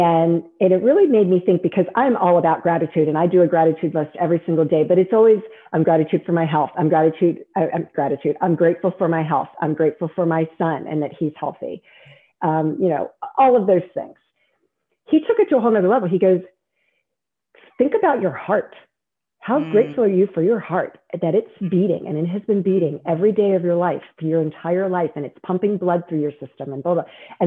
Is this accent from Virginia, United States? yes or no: yes; Virginia, United States; born there; also born or lived in Maryland / District of Columbia, United States; I love Virginia. I was born in Virginia, I moved from D.C.